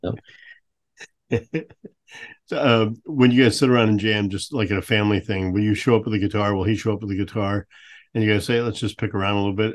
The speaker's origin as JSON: {"language": "English", "town": "St. Louis", "region": "Missouri", "country": "United States", "tie": "born or raised there", "also_born_or_lived": "Vermont", "moved": "yes", "lives_now": "Billings, United States", "said": "Growing up in St. Louis"}